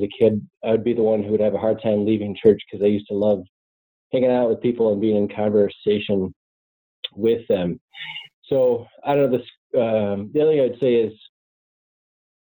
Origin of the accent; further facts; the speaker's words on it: suburbs of Minneapolis, Minnesota, United States; I'm just a kid from the upper Midwest. I grew up in the suburbs of the Minneapolis area